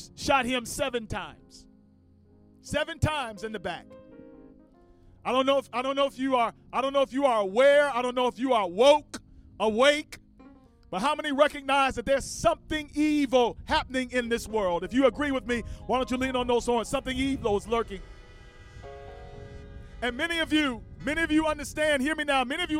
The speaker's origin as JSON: {"language": "English", "town": "Washington", "region": "District of Columbia", "country": "United States", "tie": "born or raised there", "moved": "yes", "lives_now": "Cleveland, United States", "said": "Washington, D.C., my home city and my hometown."}